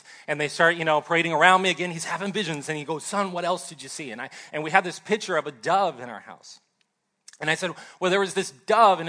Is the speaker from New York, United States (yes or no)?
no; Ohio, United States; moved away as an adult; also born or lived in Southern California; I grew up in Ohio